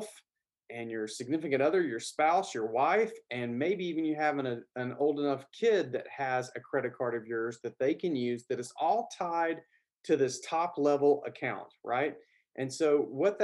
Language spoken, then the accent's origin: English; the South, Southern United States, United States; accent: Southern; my Southern accent